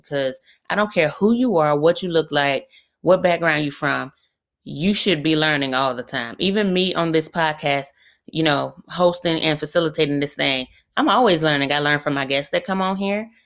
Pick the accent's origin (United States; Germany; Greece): United States; Birmingham, Alabama; I'm from really up the street from where I currently live, so I'm from Birmingham, Alabama.